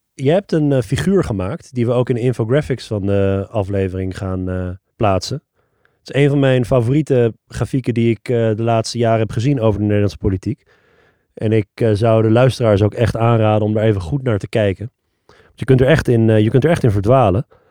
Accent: Netherlands; Ik woonde toen al 30 jaar in Nederland. Mijn ouders zijn begin jaren 80 uit Iran gevlucht naar Nederland

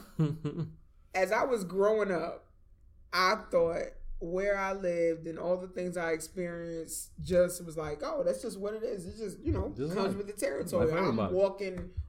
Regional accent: New York City, New York, United States; moved away; I'm from Flatbush. Mm. You know, I was born in Flatbush

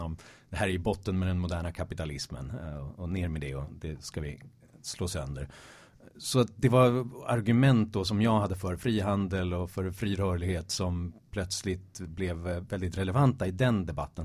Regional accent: Stockholm, Stockholm County, Sweden; also born or lived in Malmö; geografiskt kommer jag från Stockholm, eh, från Hässelby väster om, om stan. Alltid eh, ja, 30 minuter med tunnelbana från innerstan. Så att jag har alltid gått och drömt om det urbana livet sådär under de första 20 levnadsåren

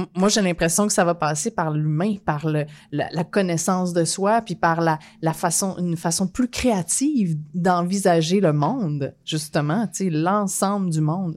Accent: Quebec, Canada

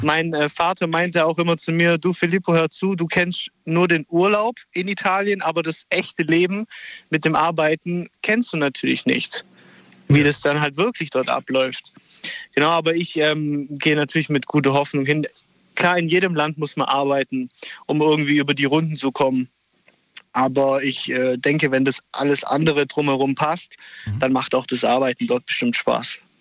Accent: Germany; ich bin in Deutschland geboren

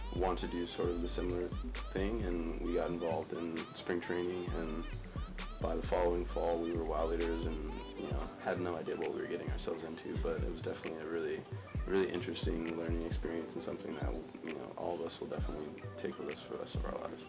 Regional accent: Culver City, California, United States; moved away as an adult; now in San Luis Obispo, United States; I'm from Culver City, California, which is a medium medium-sized town in the Los Angeles area

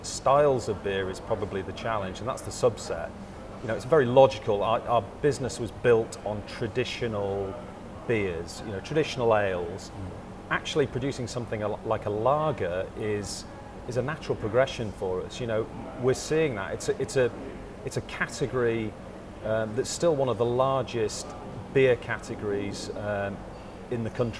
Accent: Yorkshire and the Humber, United Kingdom; I'm kind of born and raised in Yorkshire

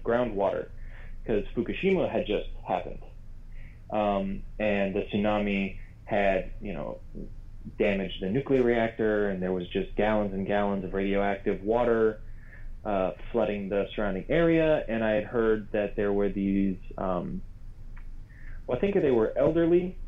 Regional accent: Maryland, United States; I'm from Maryland originally

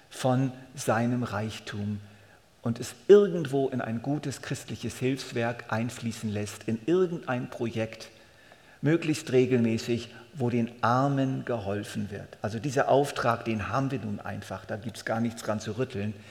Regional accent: Switzerland; Das ist einfach nun mal unsere Verpflichtung als Schweizer.

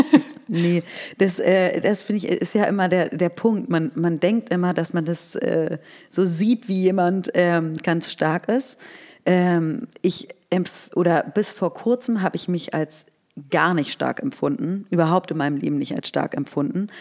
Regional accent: Berlin, Germany; also born or lived in Scotland; ich bin 1981 in Berlin geboren. Ich ähm, bin hier aufgewachsen

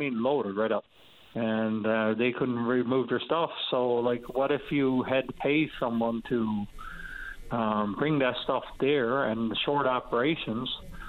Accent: Happy Valley-Goose Bay, Newfoundland and Labrador, Canada; I'm from Goose Bay, and the dump is open 9-to-5

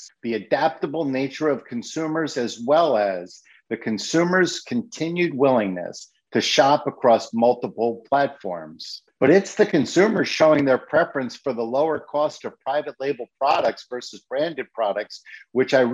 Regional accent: Connecticut, United States; here in my home state of Connecticut

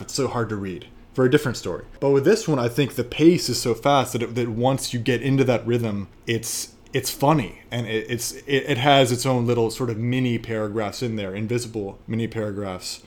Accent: Washington, District of Columbia, United States; moved away as an adult; also born or lived in North Carolina / Argentina / Spain / China; now in New York, United States; I am from Washington, D C

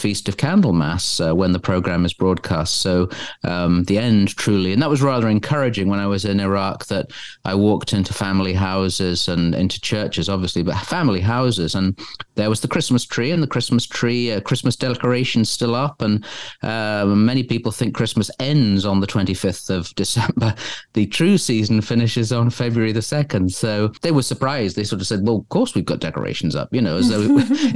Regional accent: England, United Kingdom; I'm English

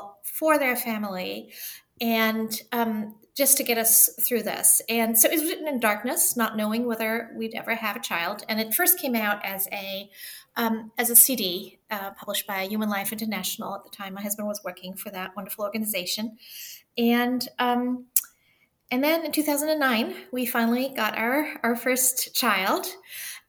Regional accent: Germany; also born or lived in Liechtenstein / Oxford, United Kingdom; now in Pennsylvania, United States; So I'm half German and half French. I was raised in Germany, and we've moved in a lot of different countries

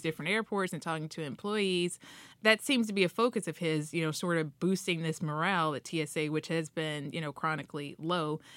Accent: Dayton, Ohio, United States; now in Washington, D.C., United States; my mom out in Ohio, I'm from Dayton, Ohio

